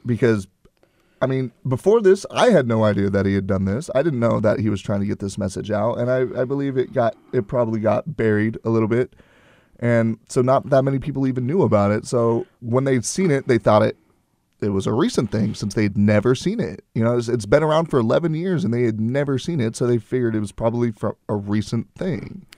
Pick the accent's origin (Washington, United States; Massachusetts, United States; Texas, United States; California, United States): Texas, United States; Houston; my hometown